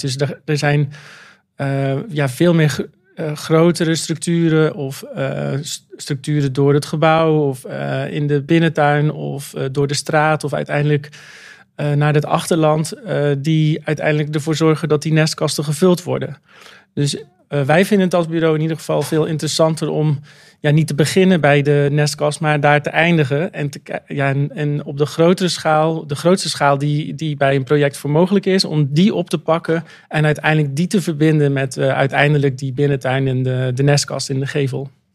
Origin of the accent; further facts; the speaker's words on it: Zeelandic Flanders, Netherlands; ik ben een Zeeuws-Vlaming, opgegroeid in een dorp.